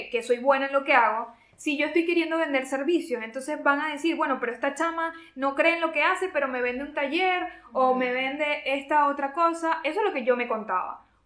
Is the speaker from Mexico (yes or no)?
no; Venezuela; nosotros sí somos de Venezuela y por eso estamos orgullosos